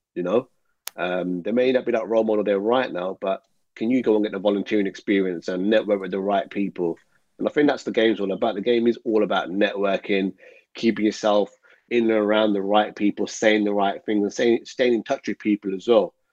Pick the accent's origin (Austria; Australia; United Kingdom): United Kingdom; Birmingham, West Midlands; We grew up in Birmingham